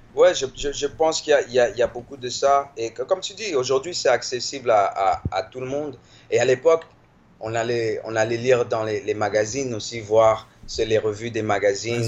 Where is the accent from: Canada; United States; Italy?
United States; Washington, District of Columbia; also born or lived in Paris, France / Maryland, United States; j'ai grandi dans Washington et dans le Maryland, qui est l'État qui est à côté